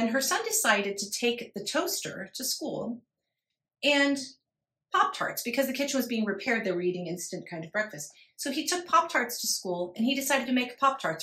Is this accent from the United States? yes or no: yes; Ohio, United States; Columbus is the capital of the state of Ohio, which is where I'm from.